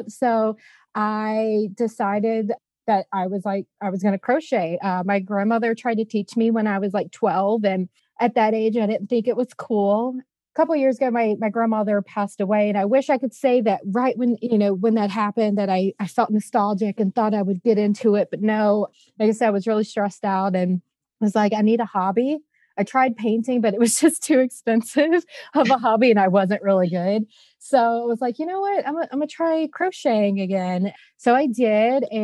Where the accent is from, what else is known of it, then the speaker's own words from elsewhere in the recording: Louisiana, United States; like I said, I'm from Louisiana, so I love beignets